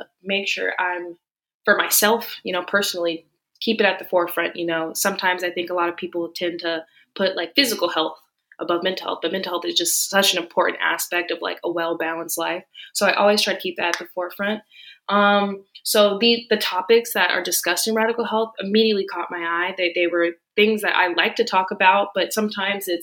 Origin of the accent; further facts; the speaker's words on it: Tampa, Florida, United States; moved away as an adult; now in Miami, United States; I am originally from Tampa, Florida